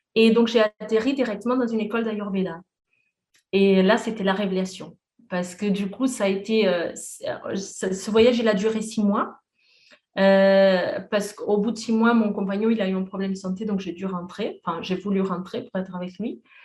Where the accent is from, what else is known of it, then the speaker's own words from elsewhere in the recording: Portugal; moved away; j'ai fait mes études au Portugal, je suis portugaise